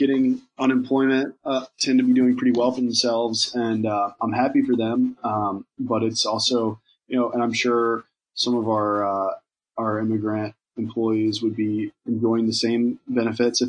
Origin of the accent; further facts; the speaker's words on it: Virginia, United States; now in New York, United States; I'm from Virginia, and I've lived in New York for a long time now